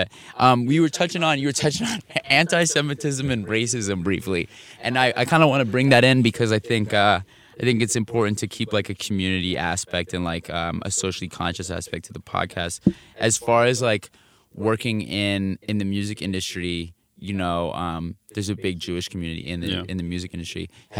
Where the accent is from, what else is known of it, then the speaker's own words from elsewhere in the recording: France; I grew up as one of those kids that was like either jumped for being American in France